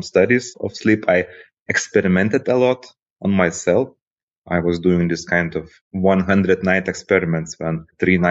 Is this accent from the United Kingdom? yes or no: no; Lithuania; Originally, by the way, I'm from Lithuania